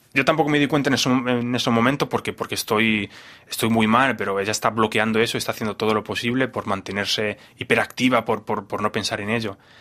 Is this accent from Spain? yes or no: yes; Spain; moved away; yo vengo de España, donde, donde es un país totalmente bipolar